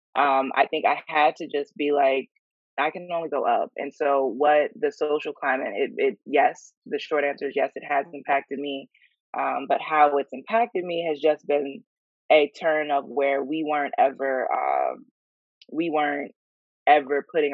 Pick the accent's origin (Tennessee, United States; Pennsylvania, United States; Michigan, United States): Pennsylvania, United States; York; moved away as an adult; also born or lived in Philadelphia, Pennsylvania; now in New York, United States; I'm from York, Pennsylvania. There's, you know, Amish people close to us in Lancaster